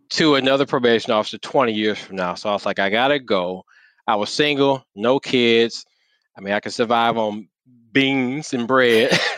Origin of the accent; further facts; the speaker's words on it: Saginaw, Michigan, United States; now in Detroit, United States; I'm born and raised in Saginaw, Michigan.